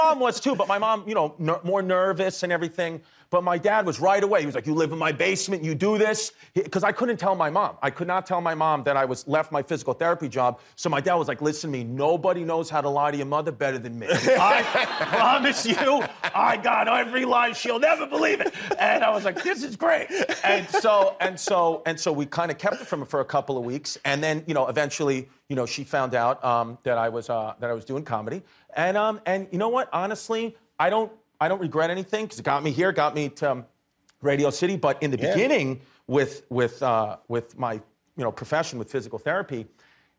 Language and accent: English; New York City, New York, United States; I'm from Brooklyn